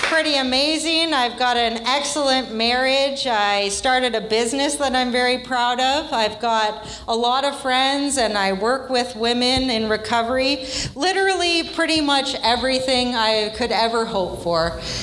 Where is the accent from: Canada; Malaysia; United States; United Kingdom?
Canada; Vancouver, British Columbia; I'm from Vancouver